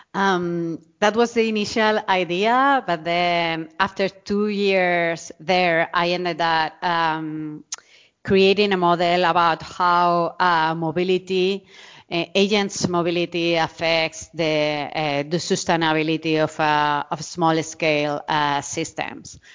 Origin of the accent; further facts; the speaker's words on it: Murcia, Region of Murcia, Spain; English is a second language; moved away as an adult; also born or lived in Arizona, United States / New York City, United States; now in Zaragoza, Spain; I'm from Murcia. This is in the southeast of, uh, of Spain